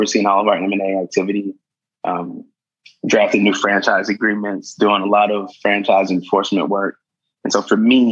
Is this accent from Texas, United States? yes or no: yes; Fort Worth, Texas, United States; also born or lived in Washington, D.C. / Chicago / Boston; now in Dallas, United States; I grew up in Fort Worth